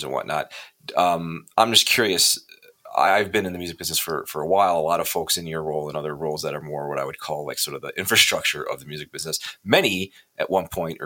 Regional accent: Kenosha, Wisconsin, United States; moved away; I'm from Kenosha.

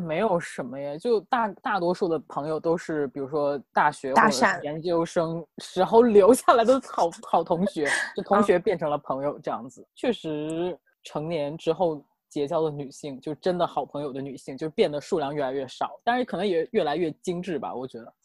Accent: Northeast China, China; 我们东北这边，高中以下的学校

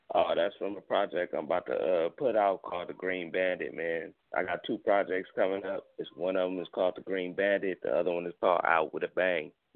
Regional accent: Gardena, California, United States; Gardena in my hometown, my city

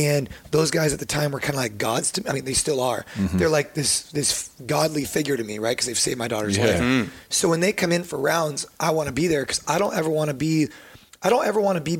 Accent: United States; we're all Americans

